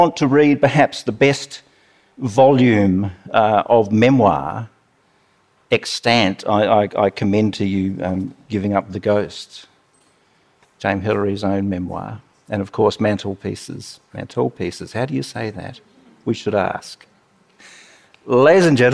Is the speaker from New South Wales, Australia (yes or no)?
no; Melbourne, Victoria, Australia; I'm from Melbourne